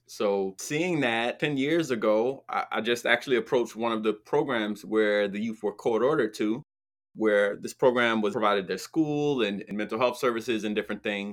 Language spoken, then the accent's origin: English; New Jersey, United States; where I grew up in New Jersey